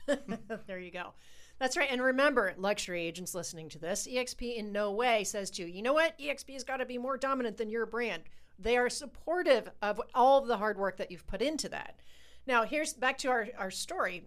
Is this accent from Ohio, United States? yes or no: yes; Ohio, United States; We're from Ohio